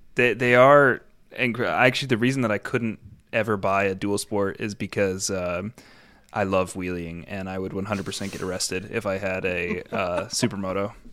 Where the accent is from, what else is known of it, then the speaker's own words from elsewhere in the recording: New York, United States; I grew up in New York